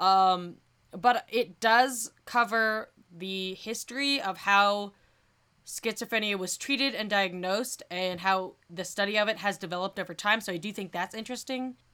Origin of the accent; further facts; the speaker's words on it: Colorado Springs, Colorado, United States; Colorado Springs, my hometown